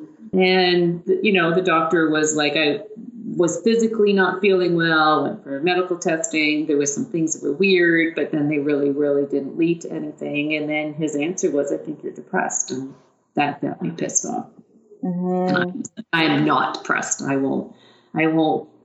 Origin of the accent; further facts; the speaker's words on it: Haliburton, Ontario, Canada; moved away as an adult; now in London, Canada; I grew up in Haliburton and came to London to university